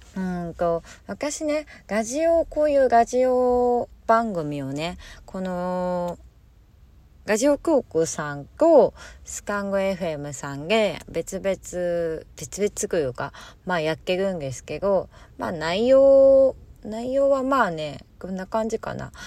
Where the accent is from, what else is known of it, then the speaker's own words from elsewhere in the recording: Hokkaido, Japan; moved away; 地元北海道